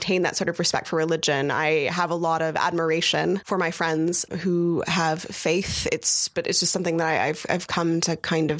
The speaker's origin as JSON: {"language": "English", "country": "United States", "tie": "born or raised there", "said": "growing up in the United States"}